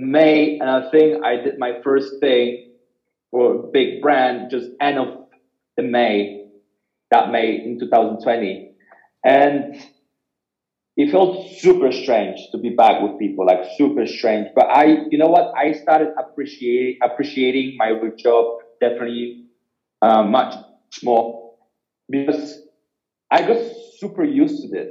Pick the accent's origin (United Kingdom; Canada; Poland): Poland; moved away; I was born in Poland